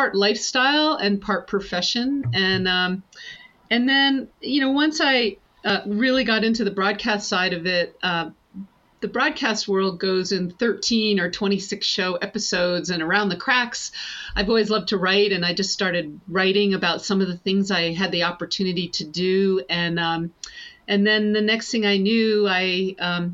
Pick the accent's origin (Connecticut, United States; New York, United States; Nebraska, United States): New York, United States; the Adirondacks, upstate; So I grew up in the Adirondacks and in upstate New York